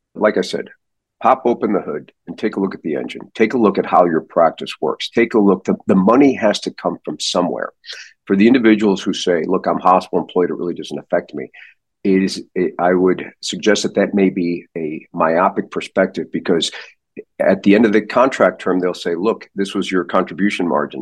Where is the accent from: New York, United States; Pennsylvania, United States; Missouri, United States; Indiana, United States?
Missouri, United States; St. Louis; now in Arizona, United States; I grew up in St. Louis.